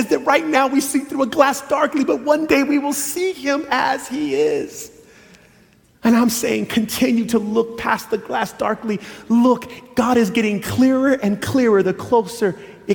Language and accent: English; Loma Linda, California, United States; I grew up in Loma Linda